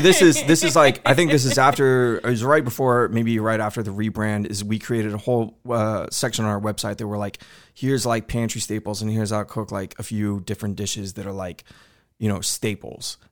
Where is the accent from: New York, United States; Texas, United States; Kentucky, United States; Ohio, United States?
Texas, United States; Houston; growing up in Houston my whole life